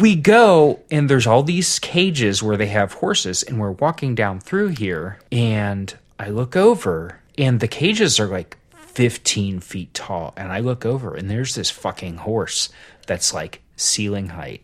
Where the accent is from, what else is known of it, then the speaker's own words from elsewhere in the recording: Southern Ohio, United States; I grew up in Southern Ohio